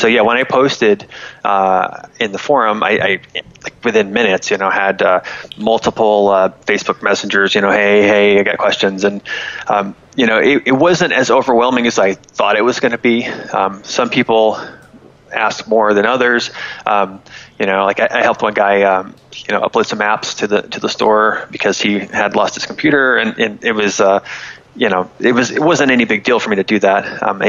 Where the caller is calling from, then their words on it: Florida, United States; I'm in Florida.